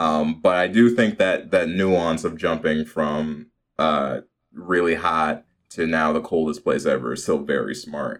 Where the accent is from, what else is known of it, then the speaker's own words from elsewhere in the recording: Chicago, Illinois, United States; growing up in Chicago.